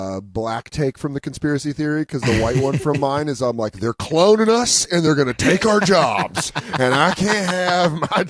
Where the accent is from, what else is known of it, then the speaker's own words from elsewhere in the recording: Colorado, United States; with how white I am and being from Colorado